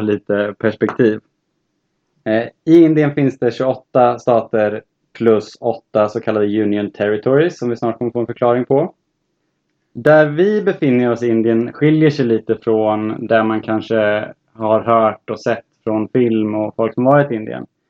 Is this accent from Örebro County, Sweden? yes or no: yes; Örebro, Örebro County, Sweden; kommer från Örebro i eh, fina Närke